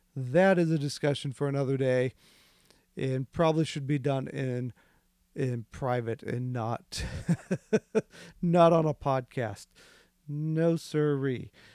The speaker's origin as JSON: {"language": "English", "region": "Midwest", "country": "United States", "tie": "born or raised there", "said": "I grew up in the Midwest."}